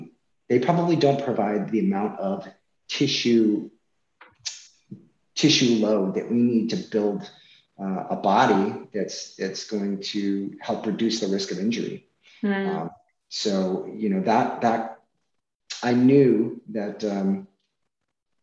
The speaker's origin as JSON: {"language": "English", "region": "Massachusetts", "country": "United States", "said": "since we have family here, we're from Massachusetts, we decided to move back"}